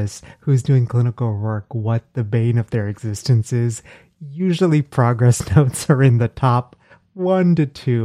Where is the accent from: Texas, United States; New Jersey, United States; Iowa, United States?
Texas, United States; now in Philadelphia, United States; I grew up in Texas